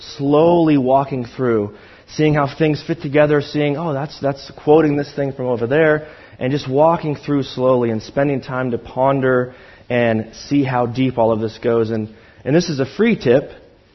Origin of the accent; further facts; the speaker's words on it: Pacific Northwest, United States; I'm from the Pacific Northwest